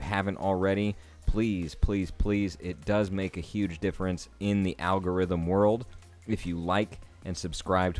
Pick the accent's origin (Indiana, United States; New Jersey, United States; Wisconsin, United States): Indiana, United States; Southern; I'm from Southern Indiana and I'm actually from not too far from where that is.